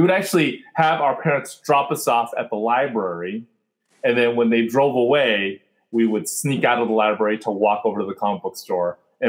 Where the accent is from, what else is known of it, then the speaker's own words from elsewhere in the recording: San Jose, California, United States; also born or lived in Fremont, California / Berkeley, California; I was born in Fremont, which is about half an hour away from San Francisco. And then I spent most of my childhood in the suburbs of San Jose, went up to Berkeley for college.